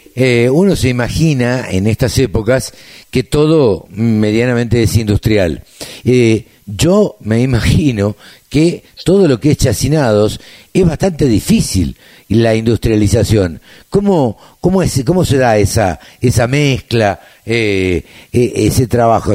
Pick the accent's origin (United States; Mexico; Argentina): Argentina; Maipú; soy de Maipú